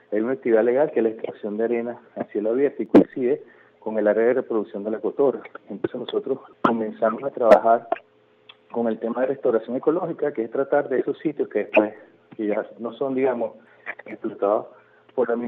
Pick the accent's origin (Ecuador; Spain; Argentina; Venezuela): Venezuela; misión que yo tengo en el resto de mi vida es que todo el venezolano en un momento se identifique como venezolano, se sienta orgulloso